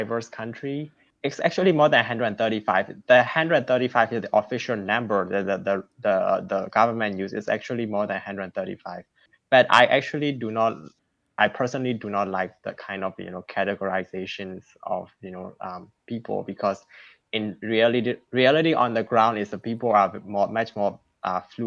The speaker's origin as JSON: {"language": "English", "country": "Myanmar", "tie": "born or raised there", "moved": "as an adult", "lives_now": "United States", "said": "I'm from Burma, a native of Burma. I've been here for almost 6 years"}